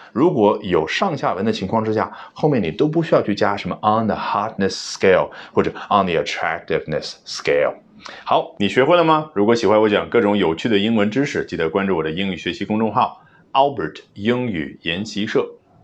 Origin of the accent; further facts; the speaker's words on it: China; 我们中国人